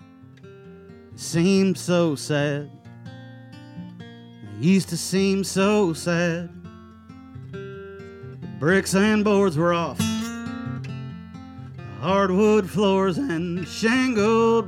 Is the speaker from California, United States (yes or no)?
no; Bloomington, Indiana, United States; my hometown radio station